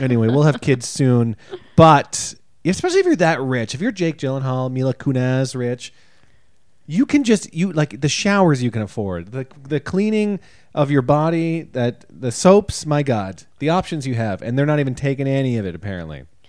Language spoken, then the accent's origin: English; Canada; we've been labeled Canadians when we come off stage, even though we don't say we're Canadian on stage